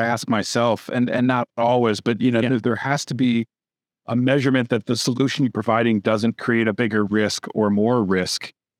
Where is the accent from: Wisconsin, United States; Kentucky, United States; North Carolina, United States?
Wisconsin, United States; now in Austin, United States; I grew up in Wisconsin.